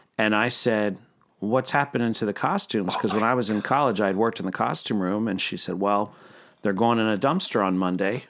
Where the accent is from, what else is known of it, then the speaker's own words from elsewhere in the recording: Pennsylvania, United States; moved away as an adult; now in Central Florida, United States; I'm from Pennsylvania.